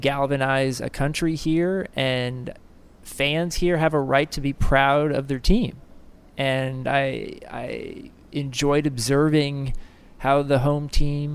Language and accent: English; United States; first language English; I'm American